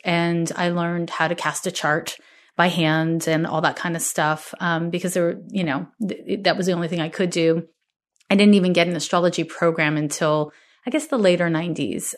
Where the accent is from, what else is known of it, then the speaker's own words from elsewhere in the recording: Montreal, Quebec, Canada; now in California, United States; I'm from Montreal, Quebec, Canada